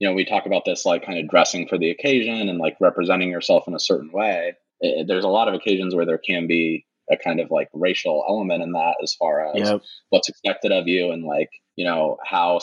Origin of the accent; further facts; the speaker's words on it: Indiana, United States; moved away as an adult; now in Los Angeles, United States; I'm from Indiana originally